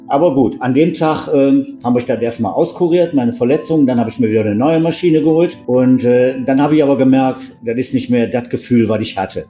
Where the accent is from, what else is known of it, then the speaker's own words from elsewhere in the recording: Wuppertal, North Rhine-Westphalia, Germany; moved away as an adult; also born or lived in Mittenwald, Upper Bavaria; ich komme ja aus Wuppertal